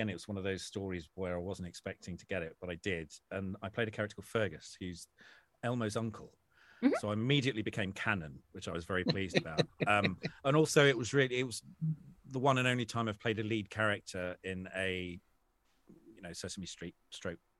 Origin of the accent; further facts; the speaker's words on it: England, United Kingdom; I'm English